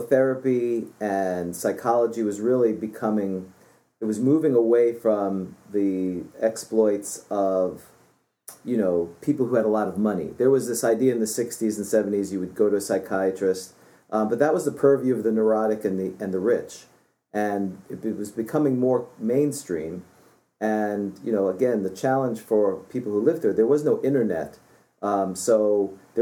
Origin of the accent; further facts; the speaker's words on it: New York City, New York, United States; moved away; also born or lived in Florida; When I grew up in New York City, and then I moved to Florida.